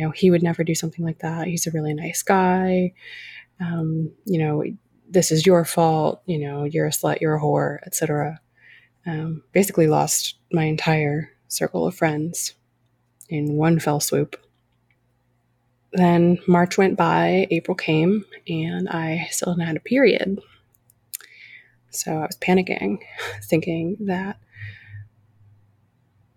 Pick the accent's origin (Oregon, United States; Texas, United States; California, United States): California, United States; I grew up in California, granddaughter of immigrants